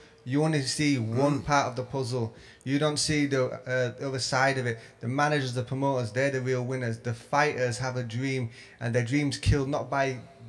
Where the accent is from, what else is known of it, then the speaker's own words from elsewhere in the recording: Leeds, Yorkshire and the Humber, United Kingdom; my hometown of Leeds.